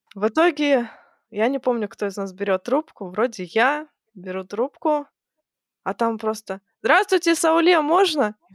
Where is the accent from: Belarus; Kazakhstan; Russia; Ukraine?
Kazakhstan; moved away; я родом из Казахстана. Я жила в Казахстане в то время.